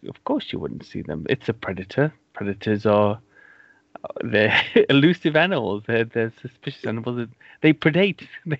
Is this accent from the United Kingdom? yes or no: yes; Cardiff, Wales, United Kingdom; my town where I grew up in Wales, in Cardiff